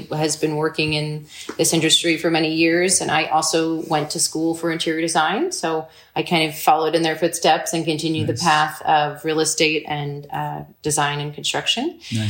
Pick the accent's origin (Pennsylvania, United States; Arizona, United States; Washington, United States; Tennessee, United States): Arizona, United States; Sedona; also born or lived in New York; So I'm originally from New York, but I grew up in Sedona, so this is my home.